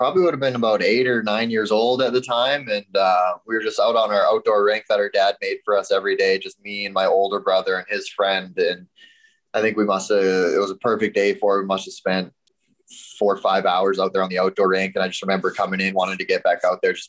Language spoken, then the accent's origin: English; Bonnyville, Alberta, Canada; growing up in Bonnyville, Alberta